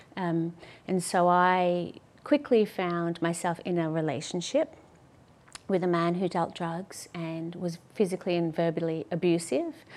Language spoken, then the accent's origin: English; Melbourne, Victoria, Australia; also born or lived in London; I grew up in St Kilda yep. with my mum